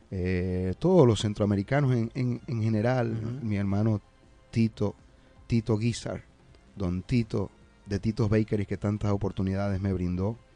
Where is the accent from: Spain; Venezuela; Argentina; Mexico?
Venezuela; siendo yo venezolano, me va a tocar el, privilegio y la responsabilidad de cantarle esa canción a ese señor que va a estar aquí en Boston